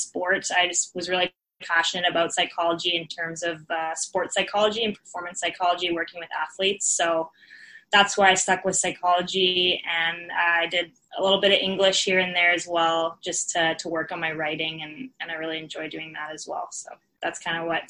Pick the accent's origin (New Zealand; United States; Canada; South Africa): Canada; Victoria, British Columbia; I grew up in Victoria